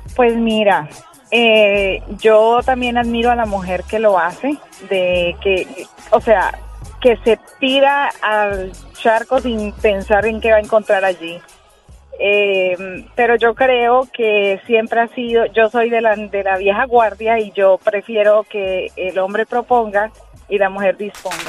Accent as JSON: {"language": "Spanish", "country": "Colombia", "moved": "yes", "lives_now": "Puerto Rico", "said": "yo soy colombiana"}